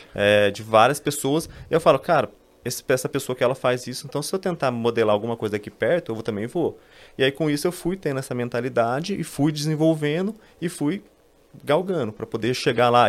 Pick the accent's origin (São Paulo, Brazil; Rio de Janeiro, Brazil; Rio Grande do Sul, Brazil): São Paulo, Brazil; sou aqui de São Paulo